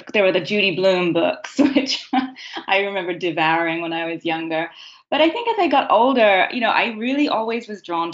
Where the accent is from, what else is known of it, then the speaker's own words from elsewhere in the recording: England, United Kingdom; moved away; I grew up in England